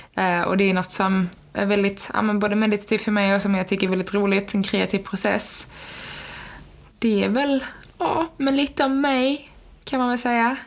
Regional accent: Skåne, Sweden; now in Linköping, Sweden; Jag kommer från Skåne, men eh, som ni säkert hör på min dialekt

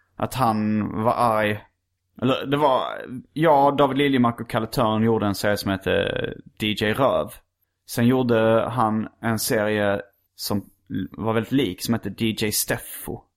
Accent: Hjärup, Skåne, Sweden; när jag var liten växte jag upp i Hjärup

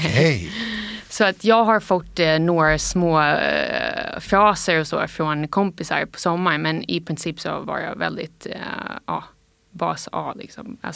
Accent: United States; Swedish is a second language; när jag var barn och uppvuxen ja, nästan helt i USA då, så ehm, har jag alltid tänkt att jag var liksom 50 svensk och det här har varit en stolthet för mig.

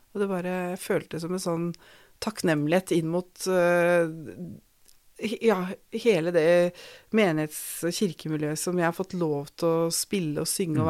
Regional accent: Skien, Telemark, Norway; gikk på søndagsskolen på Tabernakel i Skien

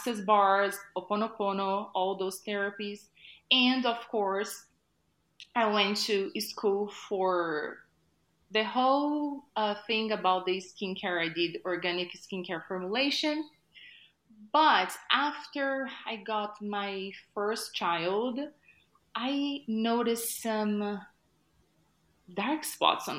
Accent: Brazil; moved away as an adult; I was like first year of college back in Brazil. I'm originally from Brazil.

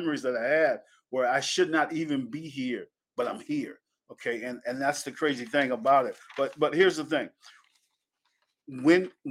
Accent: Penn Yan, New York, United States; born or raised there; moved away

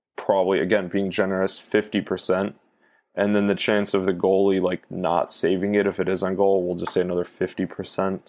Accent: United States; I'm American

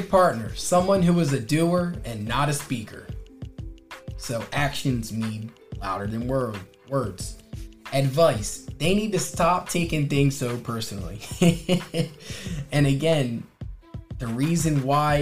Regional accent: Wilmington, Delaware, United States; also born or lived in Newark, Delaware; I'm from Wilmington, Delaware

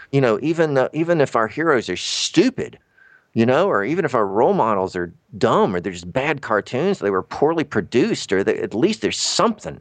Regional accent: Tallahassee, Florida, United States; moved away; also born or lived in Atlanta; I'm from Tallahassee

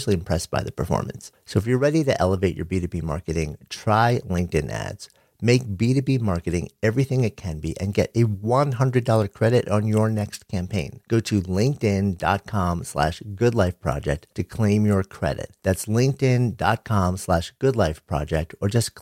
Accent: New York, United States; I am a New Yorker, born and raised just outside of New York and of the city for going on 30 years now.

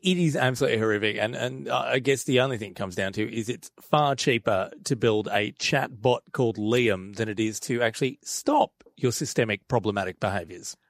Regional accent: Australia; as an Aussie

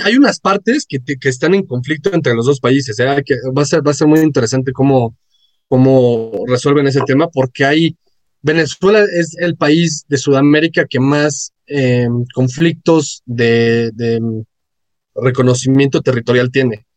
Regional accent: Mexico

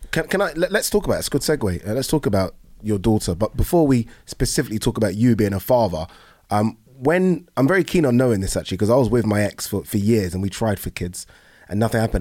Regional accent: Brighton, South East England, United Kingdom; also born or lived in Nigeria; I was born in Nigeria. I came here when I was one. and I was fostered with a white family in Brighton

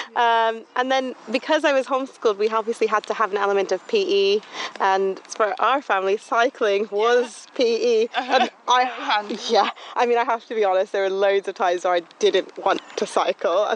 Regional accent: Bermuda; moved away as an adult; now in United Kingdom; I grew up in Bermuda, that's where I'm from

